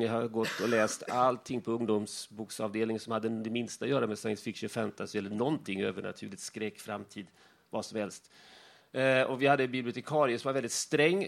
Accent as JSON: {"language": "Swedish", "town": "Värnamo", "region": "Jönköping County", "country": "Sweden", "said": "jag kommer från Värnamo"}